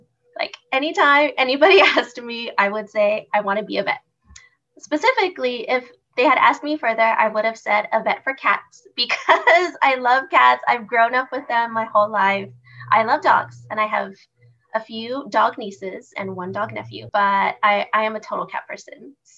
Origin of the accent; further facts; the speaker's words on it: Houston, Texas, United States; I am a Houston native, born and raised in Houston